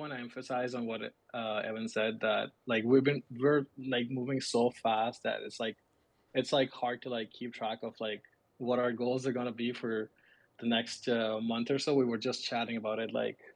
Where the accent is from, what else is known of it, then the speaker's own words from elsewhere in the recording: Pakistan; moved away as an adult; now in United States; I'm originally from Pakistan, and I grew up there, but moved to US like 6 years ago